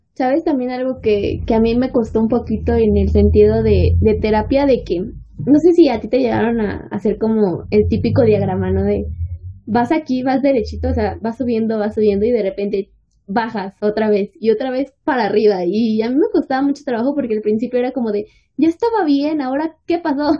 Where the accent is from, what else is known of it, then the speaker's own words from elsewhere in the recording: State of Mexico, Mexico; nosotros somos de México, en específico del Estado de México